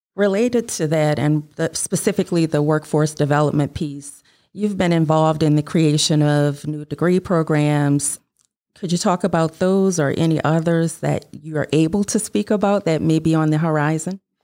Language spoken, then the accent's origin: English; New Orleans, Louisiana, United States; growing up in New Orleans in the eighties and nineties